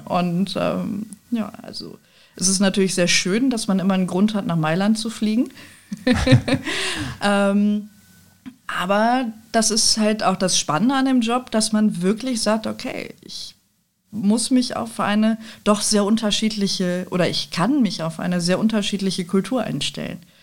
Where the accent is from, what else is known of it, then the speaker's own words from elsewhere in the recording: Düsseldorf, North Rhine-Westphalia, Germany; also born or lived in Cologne / Nijmegen, Netherlands; ich bin Düsseldorferin